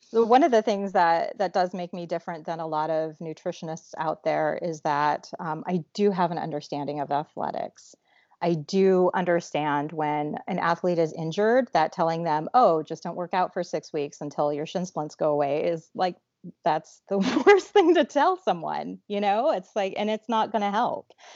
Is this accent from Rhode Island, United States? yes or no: no; Alaska, United States; I grew up in Alaska